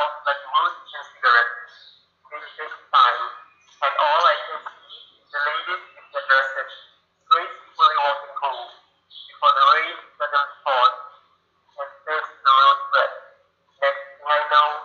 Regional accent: Malaysia; I'm from Malaysia.

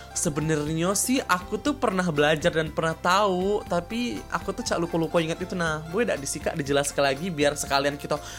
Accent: Palembang, South Sumatra, Indonesia; Sumpah sih aku sebagai orang Palembang bangga nian sih

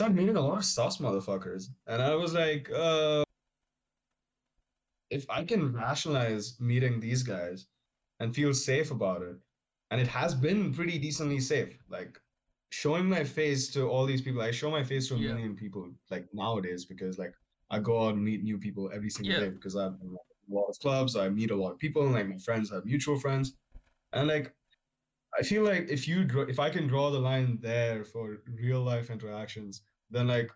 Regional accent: Bangalore, Karnataka, India; I'm from the south. I'm from Bangalore.

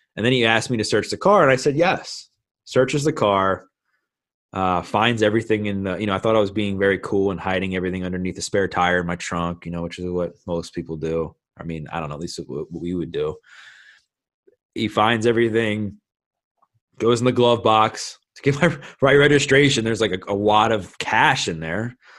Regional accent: Baltimore, Maryland, United States; born and raised in Baltimore, Maryland, been here my whole life

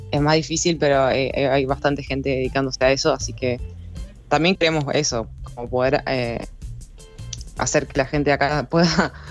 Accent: Neuquén, Argentina; Nosotros somos de Neuquén Capital, nacidos y criados acá.

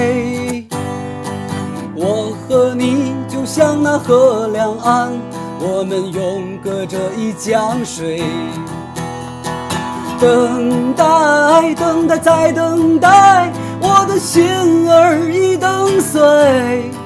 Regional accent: Taiyuan, Shanxi, China; 我们的家乡山西太原

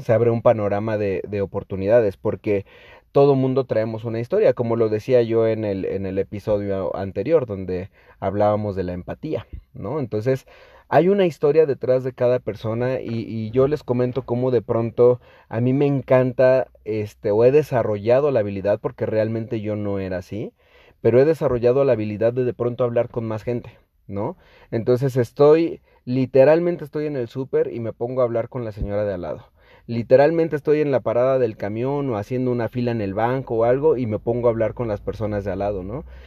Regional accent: Mexico; obviamente mexicanos

